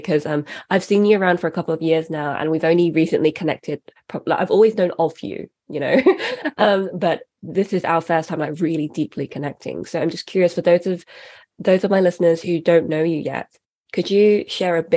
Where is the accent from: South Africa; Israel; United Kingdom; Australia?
United Kingdom; first language English; I am a British citizen, for example. English is also my first language.